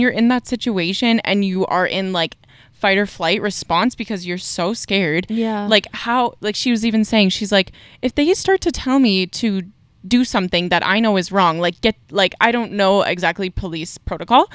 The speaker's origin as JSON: {"language": "English", "country": "Canada", "said": "I'm Canadian"}